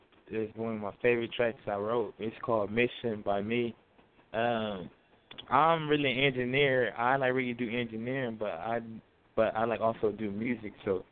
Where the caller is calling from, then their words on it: Tucson, Arizona, United States; also born or lived in California; Oh, I'm calling from Tucson, Arizona.